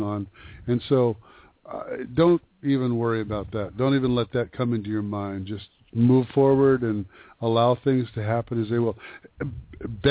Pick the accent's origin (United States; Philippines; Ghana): United States; Yakima Valley, Washington; I grew up in the Yakima Valley